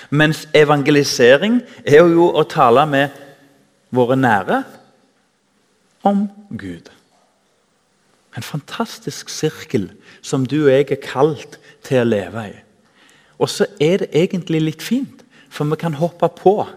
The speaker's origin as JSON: {"language": "Norwegian", "town": "Tananger", "region": "Rogaland", "country": "Norway", "tie": "born or raised there", "said": "Jeg husker i ungdomsforeninga hjemme i Tananger"}